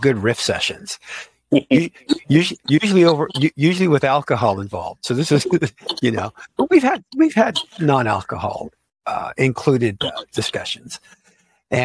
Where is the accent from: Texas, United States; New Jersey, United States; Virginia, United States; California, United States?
California, United States; Silicon Valley; also born or lived in Sunnyvale / San Francisco; I grew up in Silicon Valley before it was Silicon Valley.